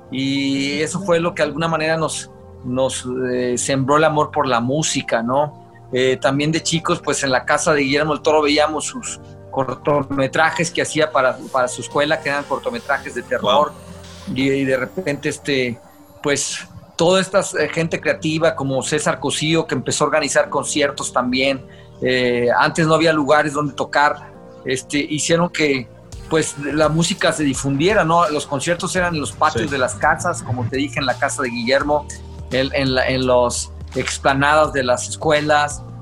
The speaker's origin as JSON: {"language": "Spanish", "town": "Guadalajara", "region": "Jalisco", "country": "Mexico", "tie": "born or raised there"}